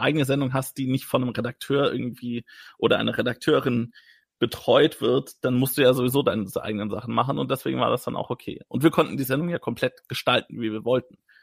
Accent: Wertingen, Bavaria, Germany; in meinem Geburtsort Wertingen

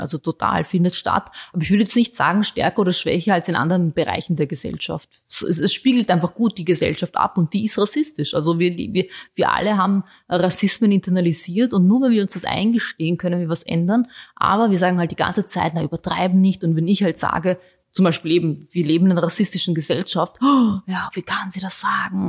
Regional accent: Vienna, Austria; also born or lived in Bosnia; ich sehe mich als Österreicherin, ich sehe mich vor allem als Wienerin, ich liebe diese Stadt

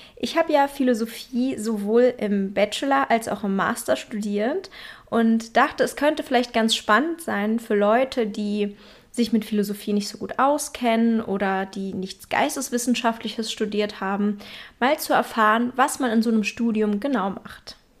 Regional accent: Berlin, Germany; moved away; in meiner Heimatstadt Berlin

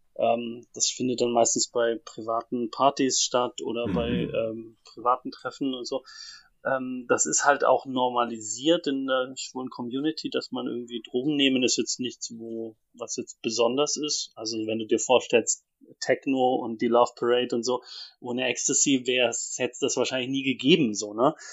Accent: Ansbach, Bavaria, Germany; moved away as an adult; also born or lived in Leipzig; in so einer Laiengruppe in, in Ansbach, wo ich aufgewachsen bin

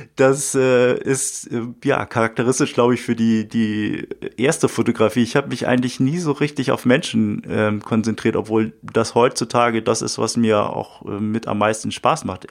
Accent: Uetersen, Schleswig-Holstein, Germany; durch meine Heimatstadt, durch Uetersen gelaufen

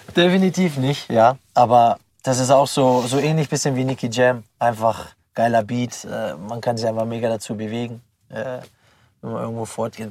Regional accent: Pforzheim, Baden-Württemberg, Germany; moved away as an adult; now in Freiburg, Germany; ich bin in der Nordstadt aufgewachsen

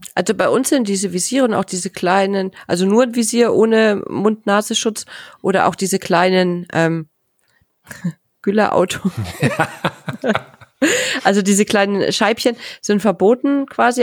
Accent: Bavaria, Germany; ich komme ja aus Bayern, aus einer sehr ländlichen Gegend

